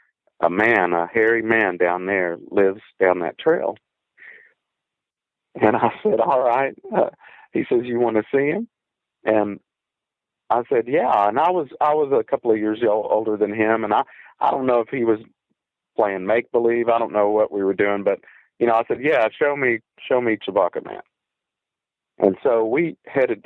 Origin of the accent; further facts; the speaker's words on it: Deep East Texas, United States; I grew up around Angelina and the Sabine National Forest there